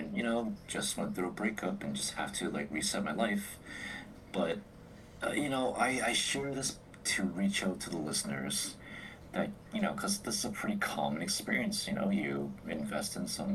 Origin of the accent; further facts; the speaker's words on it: New England, United States; I was raised in New England